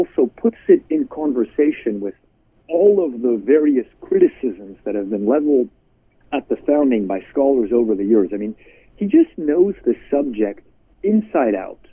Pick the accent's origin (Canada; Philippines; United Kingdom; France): Canada; moved away as an adult; now in United States; I'm Canadian. I came to America to study political philosophy